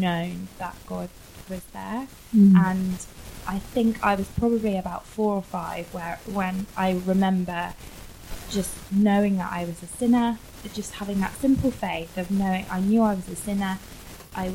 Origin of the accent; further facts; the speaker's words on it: Worcester, West Midlands, United Kingdom; now in Kingston, United Kingdom; I was brought up in Worcester